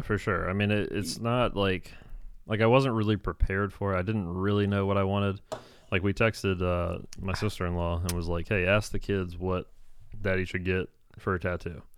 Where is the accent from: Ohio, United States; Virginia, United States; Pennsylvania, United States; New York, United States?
Virginia, United States; I'm from Virginia